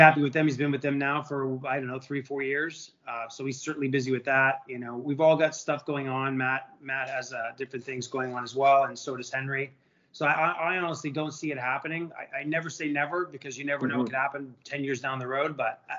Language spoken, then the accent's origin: English; Montreal, Quebec, Canada; I think I started when I was 9 up in Montreal. You know, being in a Canadian yourself